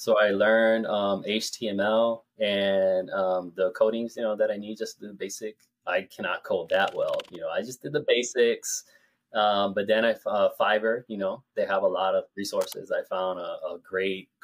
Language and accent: English; Puerto Rico; also born or lived in New York, United States; I am from Puerto Rico, and yeah, the island of Puerto Rico. I've lived there all my life